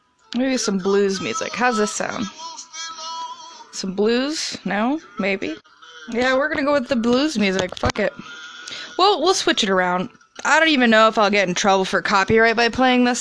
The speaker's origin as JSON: {"language": "English", "region": "Midwest", "country": "United States", "said": "an American from the Midwest"}